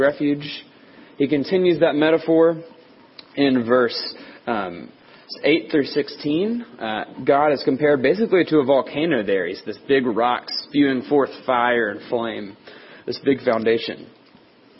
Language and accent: English; Tennessee, United States; growing up in Tennessee